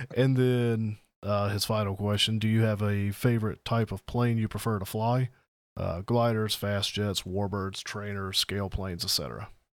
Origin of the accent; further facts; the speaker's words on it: the South, United States; I'm from the South.